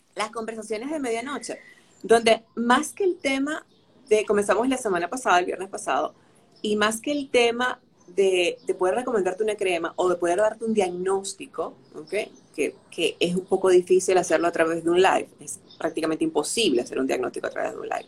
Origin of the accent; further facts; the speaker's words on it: Venezuela; moved away as an adult; now in Dominican Republic; desde que me mudé a República Dominicana, y soy venezolana